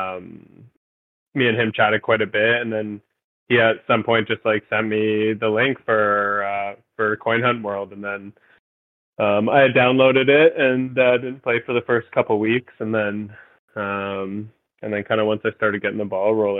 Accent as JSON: {"language": "English", "town": "Mississauga", "region": "Ontario", "country": "Canada", "tie": "born or raised there", "also_born_or_lived": "Alberta", "moved": "as an adult", "lives_now": "Victoria, Canada", "said": "I was born in Mississauga, Ontario. And I lived there for roughly like the first kind of 20 years of my life"}